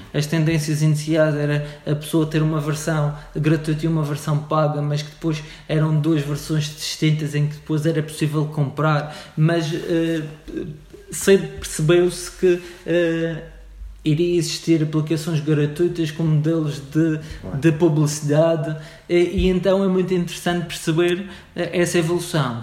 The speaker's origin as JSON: {"language": "Portuguese", "town": "Funchal", "region": "Madeira", "country": "Portugal", "tie": "born or raised there", "said": "eu sou madeirense, nasci no Funchal"}